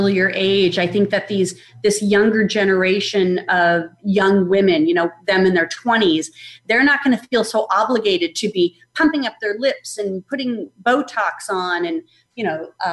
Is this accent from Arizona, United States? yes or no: yes; Phoenix, Arizona, United States; moved away as an adult; now in Atlanta, United States; for most of my life, I grew up in Phoenix, Arizona.